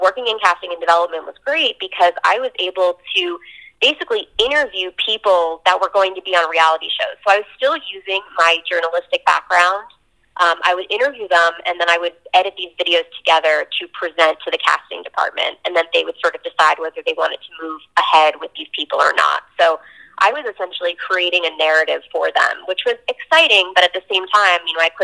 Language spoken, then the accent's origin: English; New Jersey, United States; I'm from New Jersey